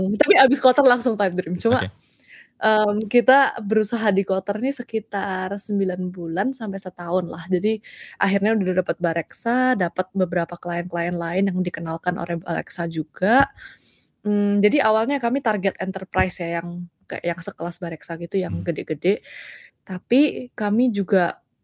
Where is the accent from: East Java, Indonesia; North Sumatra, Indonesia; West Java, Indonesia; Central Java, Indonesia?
East Java, Indonesia; Surabaya; moved away as an adult; also born or lived in Los Angeles, United States; now in United States; Dulu lahir dan dibesarkan di Surabaya tapi pindah ke Amerika